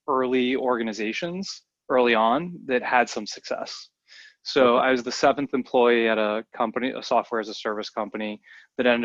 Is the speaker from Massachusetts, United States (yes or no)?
yes; outside of the Boston area, Massachusetts, United States; I grew up outside of the Boston area